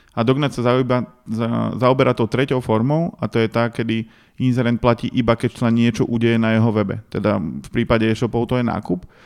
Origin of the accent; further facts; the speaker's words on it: Dobšiná, Košice Region, Slovakia; moved away; ja som z Dobšinej a tam moc veľa vecí nemáš čo na práci